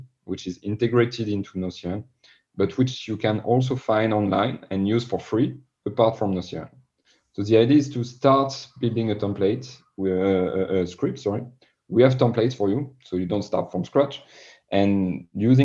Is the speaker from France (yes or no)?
yes; France; accent: French; English is a second language; my French accent